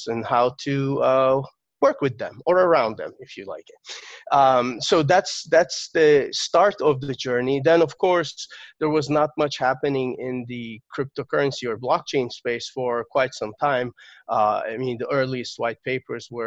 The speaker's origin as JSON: {"language": "English", "country": "Turkey", "tie": "born or raised there", "said": "So I was born in Turkey, and I got my first computer when I was 6 years old."}